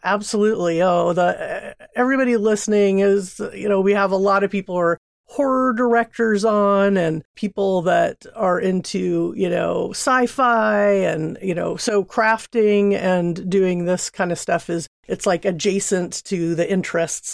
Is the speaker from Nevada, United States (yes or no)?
no; Seal Beach, California, United States; moved away as an adult; now in Oakland, United States; I grew up in Southern California, Seal Beach, a small town